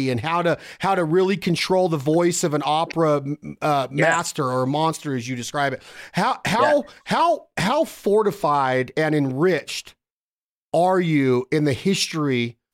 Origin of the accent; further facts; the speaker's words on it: Reno, Nevada, United States; here in Reno